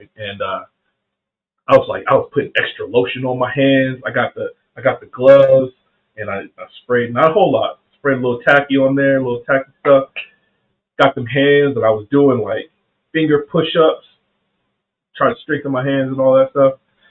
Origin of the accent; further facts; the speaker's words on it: the South, United States; And growing up in the South, speed is the game.